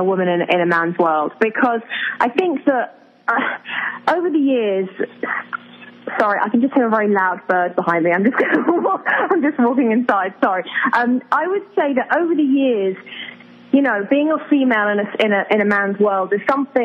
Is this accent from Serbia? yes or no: no; England, United Kingdom; I'm really proud of being English